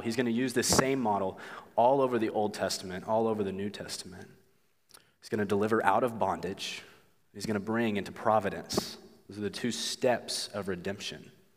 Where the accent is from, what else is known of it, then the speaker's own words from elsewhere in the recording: Oklahoma, United States; moved away; I'm from Oklahoma.